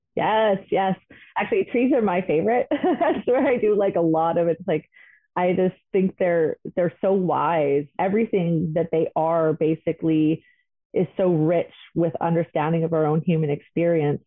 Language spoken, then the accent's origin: English; the North, Northern Canada, Canada; Growing up in the North, I am I do identify as Aboriginal